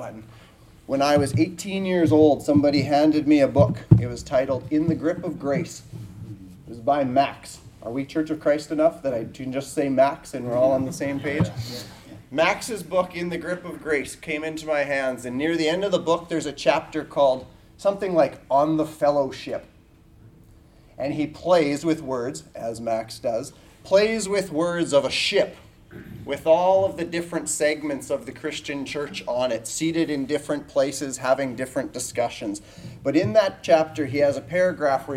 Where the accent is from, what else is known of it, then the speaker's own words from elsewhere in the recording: Canada; I am from Canada. I'm in the province of Saskatchewan, north of North Dakota.